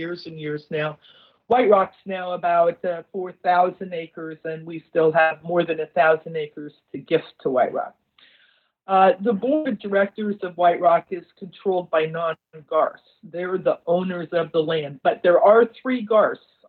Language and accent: English; Coon Rapids, Iowa, United States; I was born and raised in Coon Rapids, Iowa